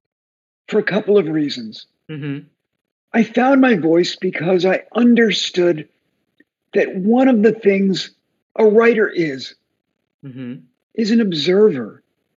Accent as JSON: {"language": "English", "region": "outside of New York City", "country": "United States", "tie": "born or raised there", "also_born_or_lived": "Miami, Florida", "moved": "as an adult", "lives_now": "Vermont, United States", "said": "I grew up outside of New York City in every dysfunctional John Cheever-esque suburb there is, including Miami, Florida"}